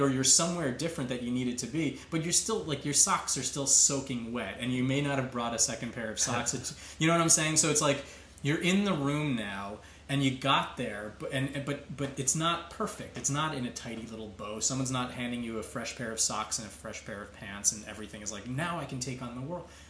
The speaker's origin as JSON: {"language": "English", "area": "Long Island", "region": "New York", "country": "United States", "tie": "born or raised there", "lives_now": "Queens, New York, United States", "said": "I grew up on Long Island"}